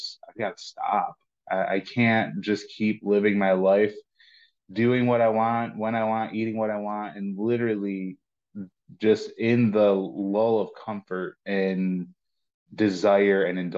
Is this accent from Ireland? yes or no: no; Lockport, New York, United States; I'm from Buffalo, north of Buffalo, and born and raised in Lockport